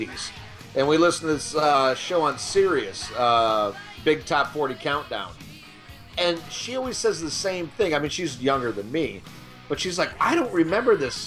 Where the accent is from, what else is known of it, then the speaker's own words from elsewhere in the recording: Kankakee, Illinois, United States; I grew up in Kankakee, Illinois